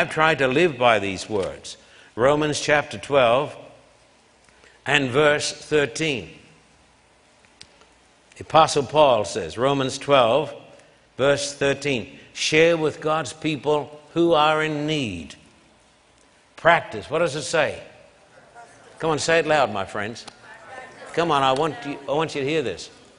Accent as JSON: {"language": "English", "town": "Brisbane", "region": "Queensland", "country": "Australia", "tie": "born or raised there", "said": "I left home when I was 16 years of age, a skinny boy growing up in Brisbane. My parents paid for my train fare, and I traveled almost 1,000 miles up into the tropics."}